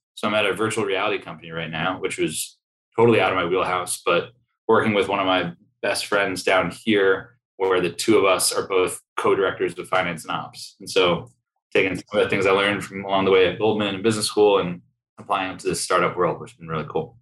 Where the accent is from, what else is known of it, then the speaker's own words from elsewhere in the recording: Sleepy Hollow, New York, United States; moved away as an adult; now in Austin, United States; I grew up in Sleepy Hollow, New York